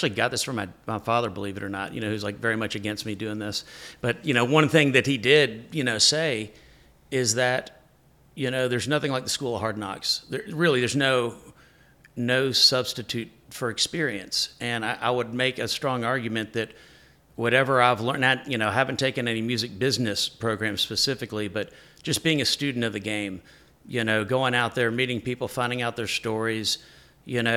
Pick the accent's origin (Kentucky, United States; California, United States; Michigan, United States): Kentucky, United States; Lexington; moved away as an adult; also born or lived in Nashville, Tennessee / Texas; I'm from Kentucky, Lexington, Kentucky